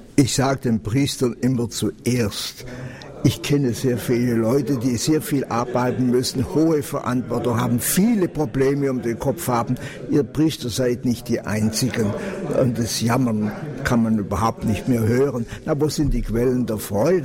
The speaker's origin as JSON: {"language": "German", "area": "Allgäu", "region": "Bavaria", "country": "Germany", "tie": "born or raised there", "said": "Ich selber bin groß geworden im Allgäu"}